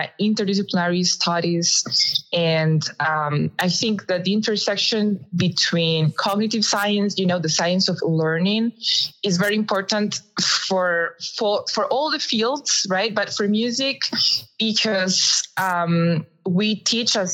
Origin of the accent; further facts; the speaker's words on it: Costa Rica; moved away as an adult; now in Arizona, United States; I am from Costa Rica, I was teaching at the National System of Music.